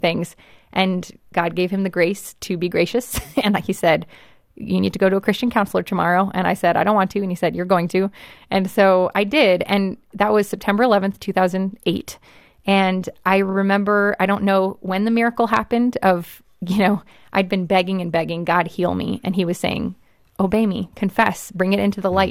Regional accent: Los Angeles, California, United States; I grew up in Hollywood

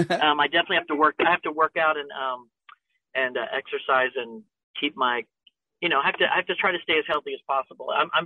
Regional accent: Tampa, Florida, United States; I grew up in Florida, in Tampa

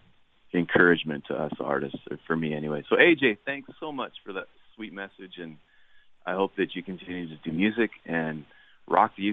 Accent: Canada; As a Canadian

